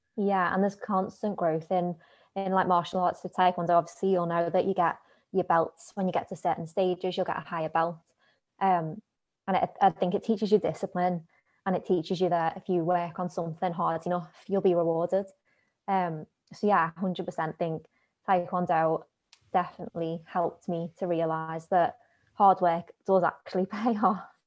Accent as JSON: {"language": "English", "town": "Liverpool", "region": "North West England", "country": "United Kingdom", "tie": "born or raised there", "said": "I grew up in, you'll probably tell from the accent, Liverpool"}